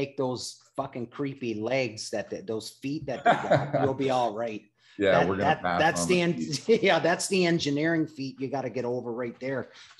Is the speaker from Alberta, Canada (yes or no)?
no; Newfoundland and Labrador, Canada; I'm from Newfoundland.